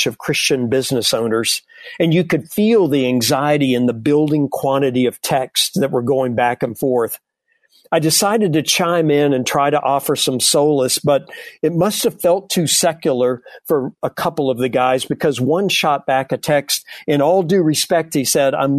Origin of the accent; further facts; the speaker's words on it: the South, United States; growing up in the South